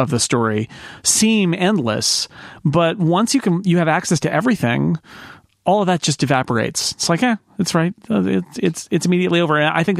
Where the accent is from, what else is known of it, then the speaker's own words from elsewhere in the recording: California, United States; from the 209. That is my hometown it area is. Code.